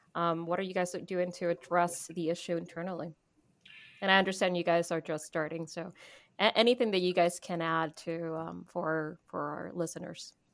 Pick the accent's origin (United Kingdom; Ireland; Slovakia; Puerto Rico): Puerto Rico; now in United States; I am Puerto Rican, and because I'm Puerto Rican, I'm an American citizen.